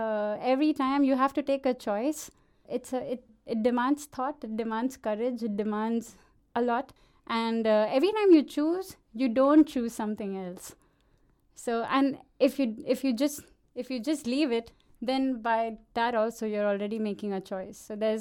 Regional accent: Bhiwandi, Maharashtra, India; I grew up in this small town. My town will be proud that I'm mentioning it on a live radio in Denmark, but it's called Bhiwandi, and okay, it's right outside Mumbai, and it's a small town

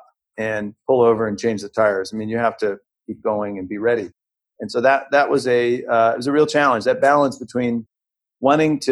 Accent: St. Louis, Missouri, United States; I grew up in the Midwest in St. Louis, Missouri

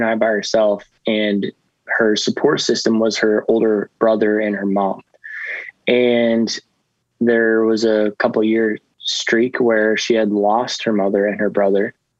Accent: Coos Bay, Oregon, United States; now in San Diego, United States; Yeah, I'm from Oregon, in a little town called Coos Bay. It's right off the coast, and just a little fisherman town.

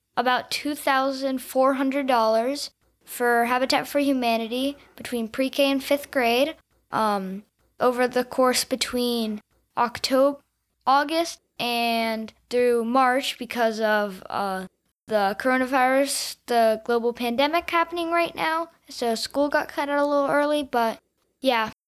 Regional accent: Houston, Texas, United States; also born or lived in Atlanta, Georgia / Connecticut; I live in Houston, Texas. I go to the John Cooper School, um, I've, I was born in Atlanta, then I moved to Connecticut, and then I moved to Texas, where, where I've lived for five years.

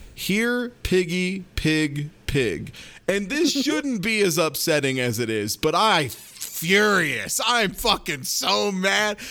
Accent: Midwest, United States; me as a Midwesterner

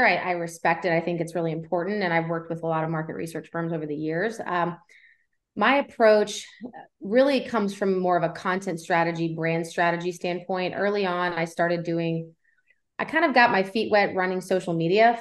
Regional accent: Cincinnati, Ohio, United States; moved away as an adult; now in Tennessee, United States; I'm not originally from Tennessee. I was born and raised in Cincinnati, Ohio. So I'm a Midwestern girl at heart

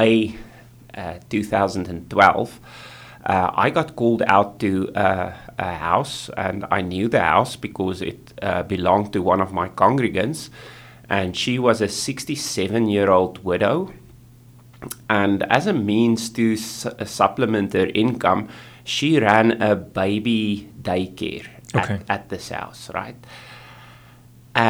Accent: South Africa; moved away as an adult; now in New Westminster, Canada; I come from South Africa, which is a third world country

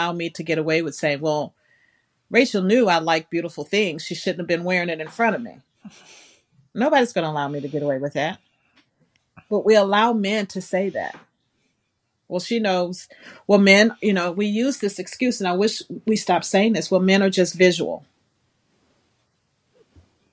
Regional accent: the South, United States; I'm from the South

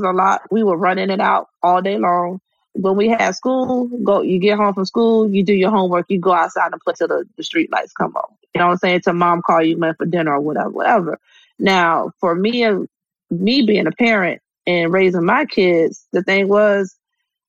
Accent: Hampton Roads, Virginia, United States; I grew up over here on the East Coast in, you know, good old Hampton Roads, Virginia.

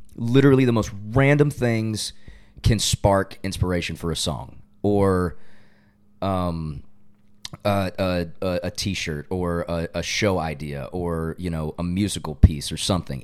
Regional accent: Loganville, Georgia, United States; moved away as an adult; now in Nashville, United States; I go back to my hometown and I'm like, I know I lived here. I know I'm from here.

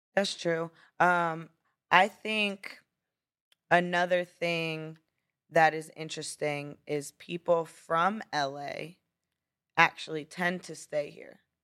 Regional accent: Brownsville, Pennsylvania, United States; born or raised there; moved away; also born or lived in Florida

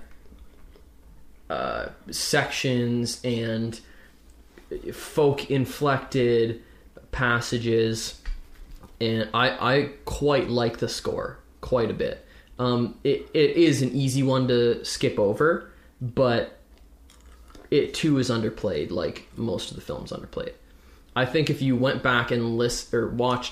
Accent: Ontario, Canada; we're Canadian. We live in Ontario

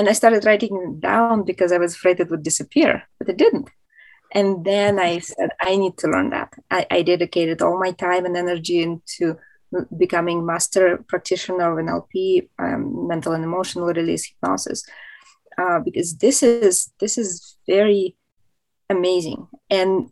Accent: Moscow, Russia; now in United States; I'm originally from Moscow, Russia, which is a huge city.

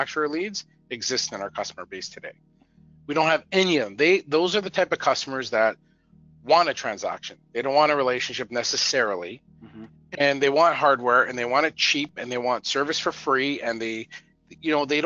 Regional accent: Canada; I'm Canadian

